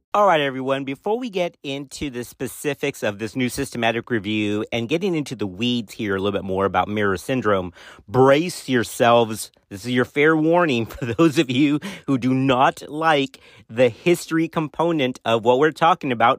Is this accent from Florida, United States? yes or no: no; Texas, United States; my home state of Texas